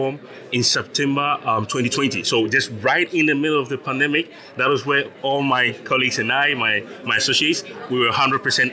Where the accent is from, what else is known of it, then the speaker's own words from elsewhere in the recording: Ghana; moved away as an adult; now in Zaragoza, Spain; I was born and raised in Ghana.